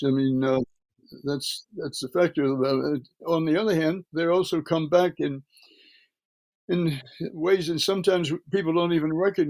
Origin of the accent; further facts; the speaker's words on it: Birmingham, Alabama, United States; Yeah, and I was, you know, from early childhood, I was raised in Birmingham, Alabama.